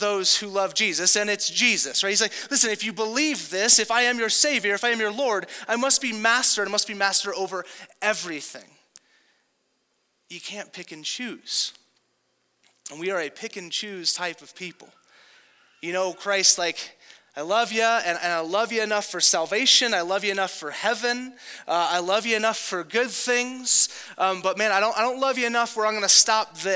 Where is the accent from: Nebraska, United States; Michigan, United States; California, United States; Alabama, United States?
California, United States; Southern; moved away; if you grew up in Southern California like me